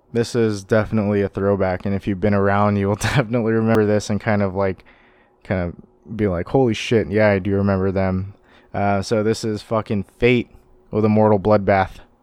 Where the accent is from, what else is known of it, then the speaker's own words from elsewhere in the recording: Sacramento, California, United States; growing up in the Sacramento music scene